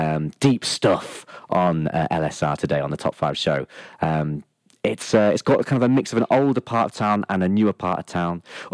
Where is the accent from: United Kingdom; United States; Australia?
United Kingdom; Lincoln, East Midlands; moved away as an adult; also born or lived in York / London / Leeds; York may have been where I was born, but Lincoln is where I was moulded, formed and shaped from childhood to adulthood.